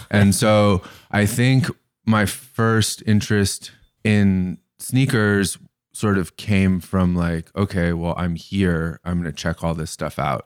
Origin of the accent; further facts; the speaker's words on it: Bay Area, California, United States; also born or lived in Larkspur, California; I grew up in the Bay Area, and I went to kind of a hippie elementary school, and I moved to the burbs to go to high school